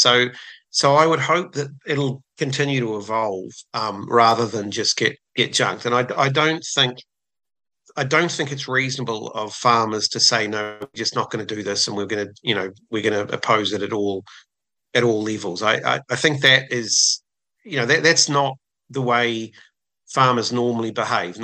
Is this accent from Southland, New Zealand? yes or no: yes; Southland, New Zealand; I grew up in Southland, and we had a lot of, farming was extremely prominent down there